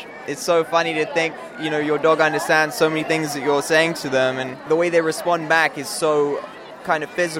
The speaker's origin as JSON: {"language": "English", "region": "London", "country": "United Kingdom", "said": "I'm from London."}